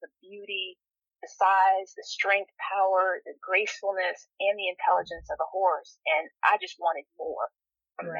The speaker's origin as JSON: {"language": "English", "region": "Northern Virginia", "country": "United States", "tie": "born or raised there", "moved": "as an adult", "lives_now": "Alabama, United States", "said": "I grew up in the Northern Virginia area the majority of my life."}